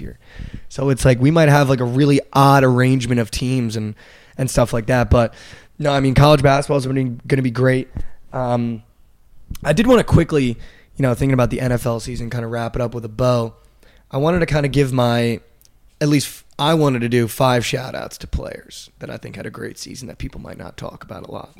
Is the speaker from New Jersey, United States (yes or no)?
yes; Northern New Jersey, United States; I'm from Northern Jersey.